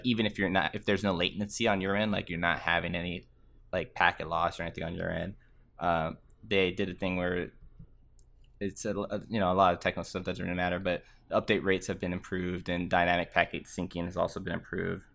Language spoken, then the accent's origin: English; Texas, United States; I'm from Texas